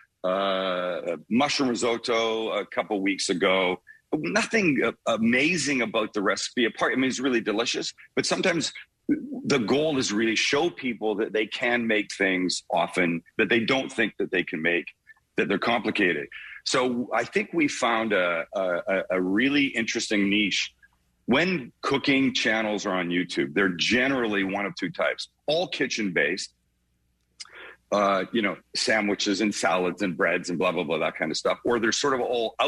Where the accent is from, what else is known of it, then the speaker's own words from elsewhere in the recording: Vancouver, British Columbia, Canada; accent: Canadian; moved away; I'm from Vancouver, West Coast, prettiest part of the country, we think.